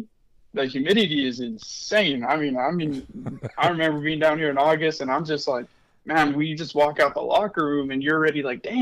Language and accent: English; Las Cruces, New Mexico, United States; moved away; I'm from Cruces